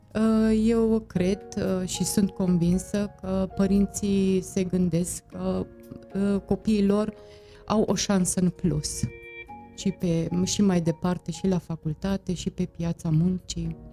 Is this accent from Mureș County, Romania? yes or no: yes; Târgu Mureș, Mureș County, Romania; eu am copilărit aici, în Târgu Mureș